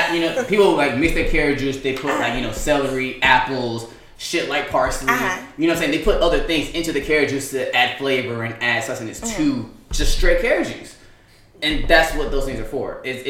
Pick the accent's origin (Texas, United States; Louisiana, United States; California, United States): California, United States; now in Atlanta, United States; I'm from California, born and raised.